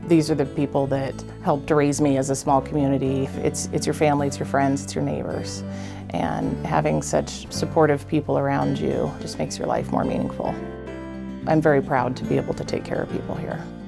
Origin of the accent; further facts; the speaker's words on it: Hastings, Nebraska, United States; I'm from Hastings, Nebraska. I've been here several generations